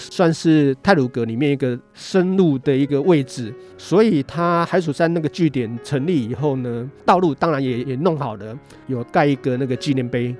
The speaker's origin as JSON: {"language": "Chinese", "region": "Taipei", "country": "Taiwan", "tie": "born or raised there", "said": "北投对我来讲，就是说一些基础的老照片，就是我小时候的老照片"}